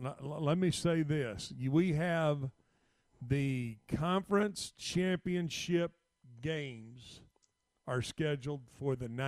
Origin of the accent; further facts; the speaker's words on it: Lake Travis, Texas, United States; I was brought up on Lake Travis